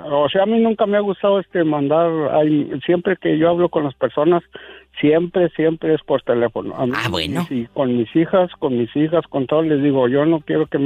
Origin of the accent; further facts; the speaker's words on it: San Luis Potosí, Mexico; also born or lived in Monterrey, Nuevo León; now in South Dakota, United States; yo este, nací en San Luis Potosí, nomás que yo tengo, yo radico en Monterrey, Nuevo León, de hace muchos años. Sí. Eh, allí tengo mi casa y tengo todo